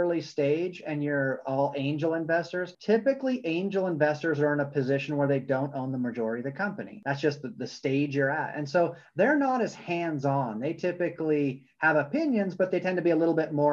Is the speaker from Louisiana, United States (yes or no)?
no; Vermont, United States; also born or lived in California; now in Utah, United States; I grew up in Vermont, been in Utah for about 5 years